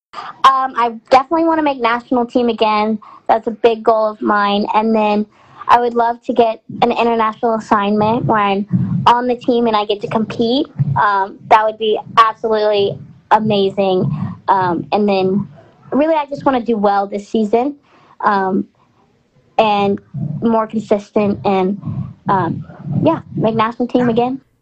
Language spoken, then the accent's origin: English; Texarkana, United States; Where I'm from, my hometown, it's a big Texas and Arkansas rivalry because we're in, there's Texarkana is um, Texarkana, Texas, and there's a Texarkana, Arkansas